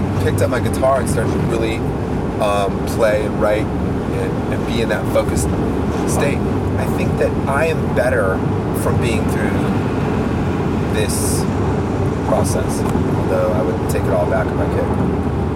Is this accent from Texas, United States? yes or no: no; California, United States; also born or lived in Milwaukee; I was born in California, and then I went to Milwaukee for the first 3 years of my life